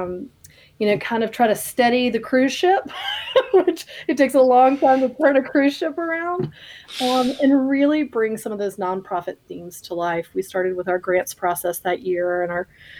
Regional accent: the South, United States; now in New Orleans, United States; I'm originally from the South. I'm based here in New Orleans, Louisiana

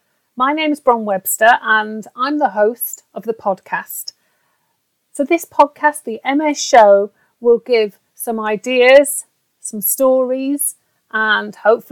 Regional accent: Yorkshire and the Humber, United Kingdom; accent: Yorkshire; you can expect the occasional slip back into my Yorkshire accent.

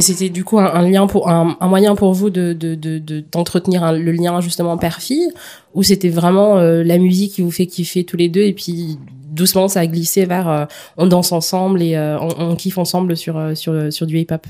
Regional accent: Chalon-sur-Saône, Bourgogne-Franche-Comté, France; je suis née à Chalon-sur-Saône dans le 71, en Bourgogne

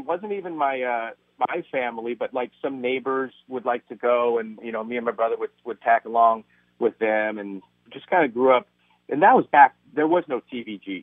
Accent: Cypress, California, United States; I grew up in Cypress

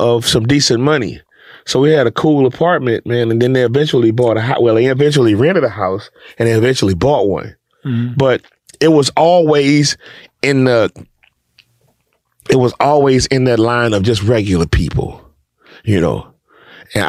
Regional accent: Houston, Texas, United States; when we moved from South Acres over on Stella Link

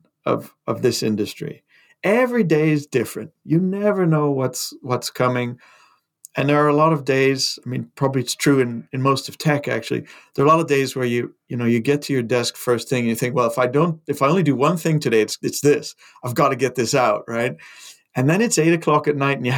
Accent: Massachusetts, United States; moved away as an adult; I grew up in Massachusetts and did my first degree there and started my career there

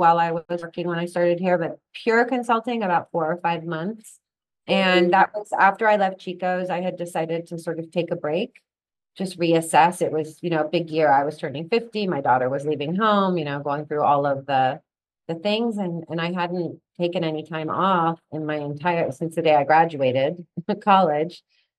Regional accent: England, United Kingdom; You know, growing up in England, I was actually taught to handwrite with a fountain pen in calligraphy. That's how at age 5 or 6, they taught us to write.

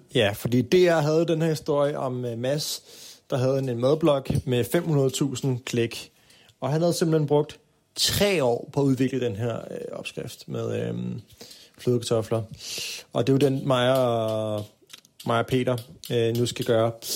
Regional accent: Copenhagen, Capital Region of Denmark, Denmark; Jeg er vokset op på Østerbro

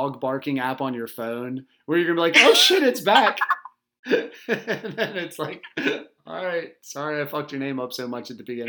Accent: Delaware, United States; I'm from Delaware, right?

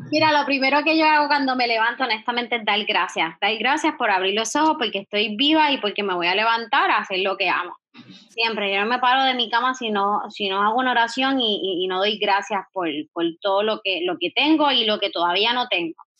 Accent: Guayama, Puerto Rico; moved away as an adult; also born or lived in San Juan metropolitan area, Puerto Rico; yo soy naturalmente de Guayama

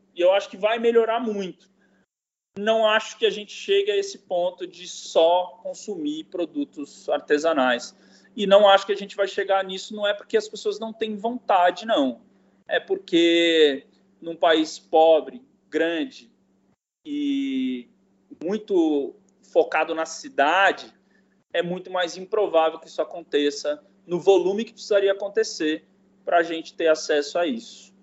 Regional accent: Brasília, Federal District, Brazil; also born or lived in São Paulo; now in São Francisco Xavier, Brazil; eu vivia na cidade, eu, eu, sou de Brasília, né? Eu nasci em Brasília, que foi a migração da minha família, veio de Minas para Brasília

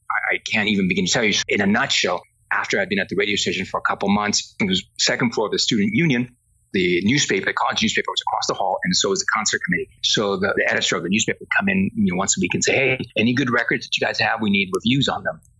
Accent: Spain; English is a second language; now in United States; So when I came from Spain in the early 80s, I took a communications course and it was mostly to learn English better and work on my accent.

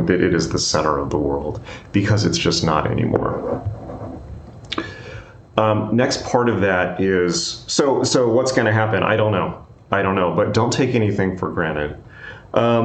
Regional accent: United States; I am American

